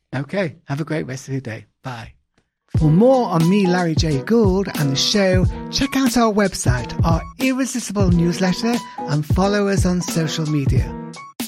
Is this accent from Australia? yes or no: no; England, United Kingdom; I'm English